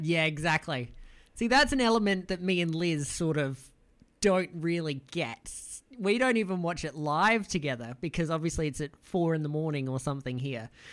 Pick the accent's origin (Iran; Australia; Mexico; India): Australia; as an Australian